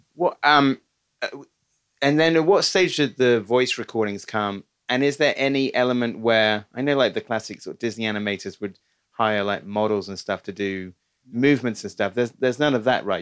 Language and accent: English; United Kingdom; as a Brit